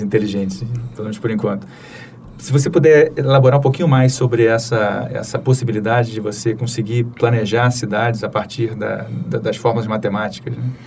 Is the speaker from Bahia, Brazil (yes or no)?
no; Rio de Janeiro, Brazil; A gente nasceu no Rio, uhum. eu e você. A gente foi criado mais ou menos em bairros próximos ali